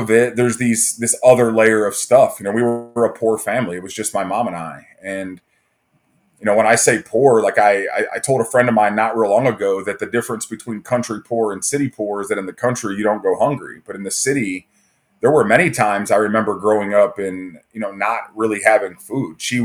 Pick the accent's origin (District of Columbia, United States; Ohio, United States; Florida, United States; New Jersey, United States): Ohio, United States; Fremont; also born or lived in Toledo, Ohio; I grew up in Northwest Ohio in a small town called Fremont. I was born in Toledo